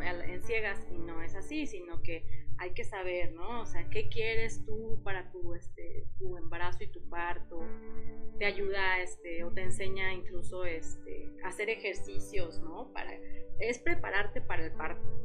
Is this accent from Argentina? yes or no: no; Morelos, Mexico; now in Querétaro, Mexico; yo soy de Morelos, pero llegué aquí en Querétaro hace muchos años